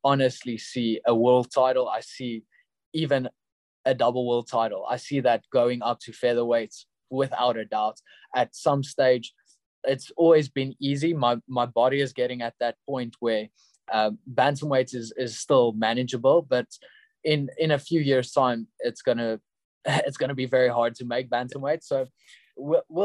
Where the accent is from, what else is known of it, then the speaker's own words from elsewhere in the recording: Pretoria, Gauteng, South Africa; in Pretoria, in my hometown